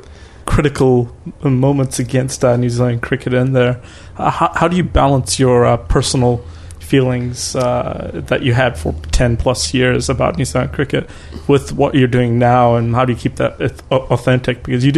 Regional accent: Bangladesh; My hometown, well, yeah. My home country.

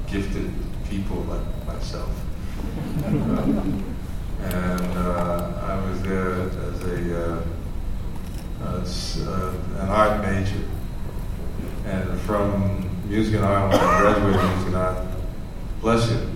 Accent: New York City, New York, United States; I grew up in New York City, and uh, I went to a school called Music and Art High School.

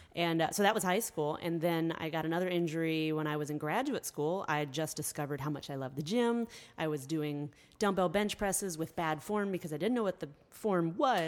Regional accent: Columbia, Tennessee, United States; also born or lived in Michigan; I grew up here in Columbia, a little bit south

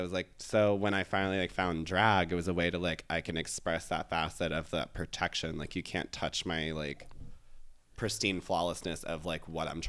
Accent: Virginia Beach, Virginia, United States; moved away; I was from Virginia Beach.

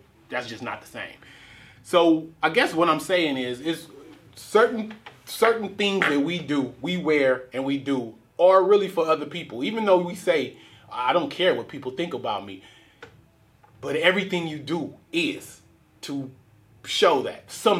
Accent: Richmond, United States; Growing up in Richmond, it's certain times where you have to be able to assess a situation

